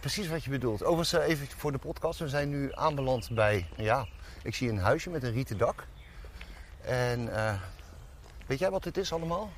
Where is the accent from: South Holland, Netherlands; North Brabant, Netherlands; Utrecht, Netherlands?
South Holland, Netherlands; Dordrecht; also born or lived in Hilversum; waar kom je vandaan? En dan zei ik Dordrecht